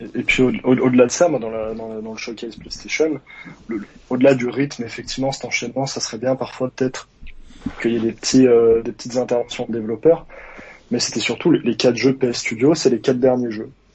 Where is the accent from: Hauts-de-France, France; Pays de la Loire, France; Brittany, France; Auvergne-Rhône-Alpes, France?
Auvergne-Rhône-Alpes, France; Savoie; je viens euh, de Savoie